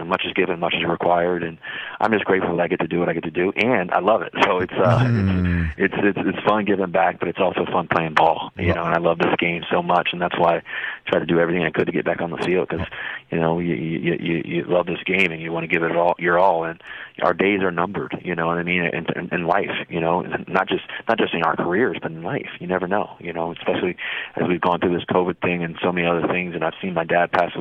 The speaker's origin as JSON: {"language": "English", "town": "Richmond", "region": "Virginia", "country": "United States", "tie": "born or raised there", "said": "I grew up in Richmond"}